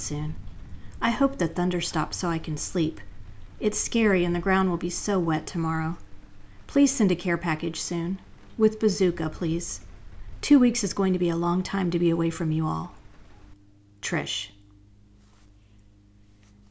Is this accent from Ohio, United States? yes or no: no; North Carolina, United States; my home state of North Carolina